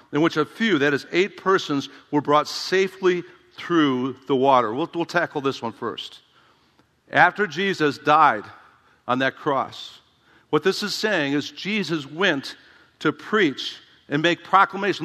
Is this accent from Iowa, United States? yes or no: yes; Dubuque, Iowa, United States; trained at Emmaus Bible College in my hometown